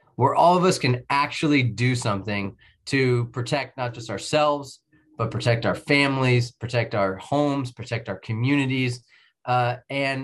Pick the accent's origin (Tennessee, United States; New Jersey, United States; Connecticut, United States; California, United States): California, United States; Novato; ultimately became mayor of Novato as my hometown